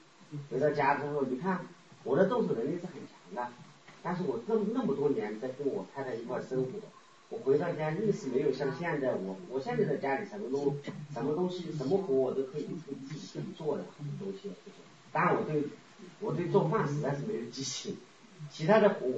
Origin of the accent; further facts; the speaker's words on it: Sichuan, China; moved away as an adult; also born or lived in Japan / Canada; 我老家四川的。